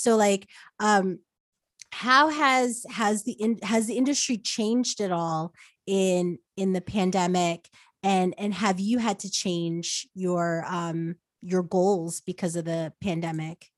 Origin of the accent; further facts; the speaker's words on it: United States; moved away as an adult; also born or lived in New Jersey / New York; now in California, United States; I'm from New Jersey in New York